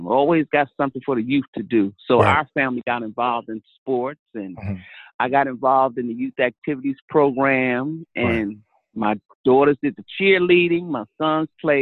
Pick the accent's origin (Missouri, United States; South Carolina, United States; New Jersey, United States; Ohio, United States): New Jersey, United States; Newark; moved away as an adult; also born or lived in Dublin, Georgia; now in Orlando, United States; I'm not from here, but raised in Newark, New Jersey, but born in Dublin